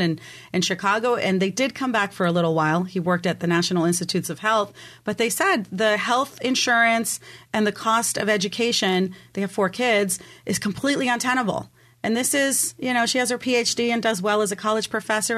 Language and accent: English; Mexico; also born or lived in Germany; now in San Diego, United States; I'm originally from Mexico